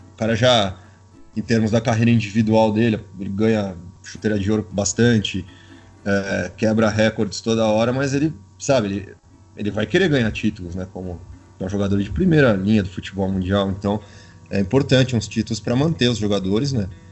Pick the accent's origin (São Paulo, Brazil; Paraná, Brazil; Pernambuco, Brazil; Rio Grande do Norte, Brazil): São Paulo, Brazil; eu sou do estado de São Paulo